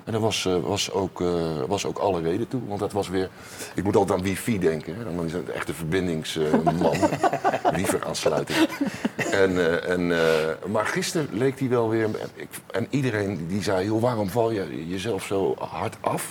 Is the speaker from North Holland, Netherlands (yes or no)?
no; Rotterdam, South Holland, Netherlands; als geboren Rotterdammer